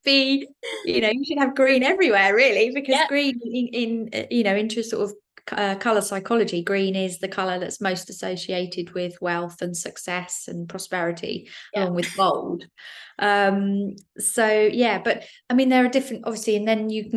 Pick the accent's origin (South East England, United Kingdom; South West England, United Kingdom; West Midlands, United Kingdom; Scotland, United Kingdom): South East England, United Kingdom; Isle of Wight; moved away; I grew up on the Isle of Wight